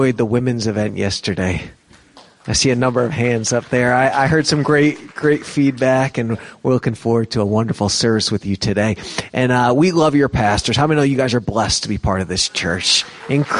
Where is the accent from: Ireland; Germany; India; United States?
United States; New York; moved away as an adult; growing up in New York